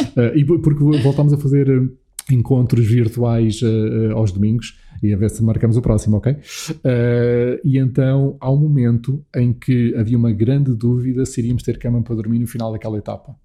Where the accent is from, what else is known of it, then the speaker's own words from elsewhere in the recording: Alpiarça, Santarém District, Portugal; also born or lived in Lisbon; eu nasci aqui em Lisboa, uh, mas ali por um ano de idade, um ano e meio, meus pais mudaram-se dos arredores de Lisboa para o sítio onde eu agora também tenho estado uh, neste confinamento, uh, e um sítio onde cresci, que é Alpiarça, perto uhum. de Santarém.